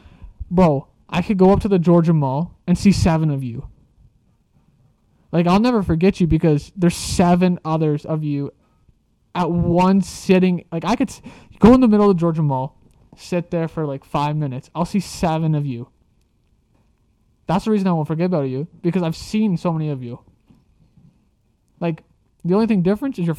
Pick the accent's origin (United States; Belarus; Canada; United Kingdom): Canada; I'm a Canadian